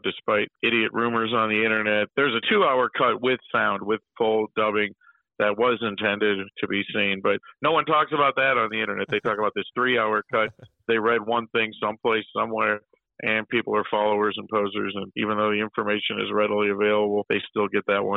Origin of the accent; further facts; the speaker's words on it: Buffalo, New York, United States; moved away as an adult; now in Pittsburgh, United States; my hometown of Buffalo